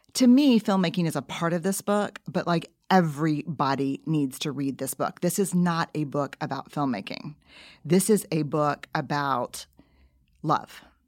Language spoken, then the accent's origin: English; New Orleans, Louisiana, United States; I grew up in New Orleans